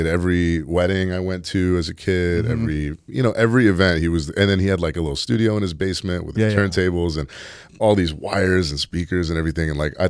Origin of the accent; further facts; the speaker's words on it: San Francisco, California, United States; No, I'm from San Francisco.